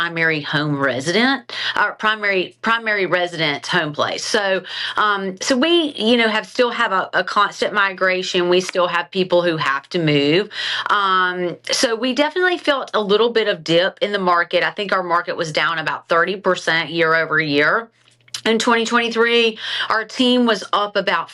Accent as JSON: {"language": "English", "region": "South Carolina", "country": "United States", "tie": "born or raised there", "also_born_or_lived": "Charlotte, North Carolina", "accent": "twang", "moved": "as an adult", "lives_now": "Raleigh, United States", "said": "I grew up in South Carolina"}